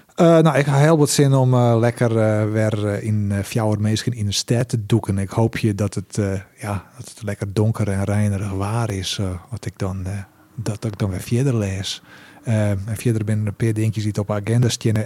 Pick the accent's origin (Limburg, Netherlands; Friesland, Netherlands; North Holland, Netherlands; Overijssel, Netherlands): Friesland, Netherlands; Heerenveen; ik kom eigenlijk uit Zerhuisterveen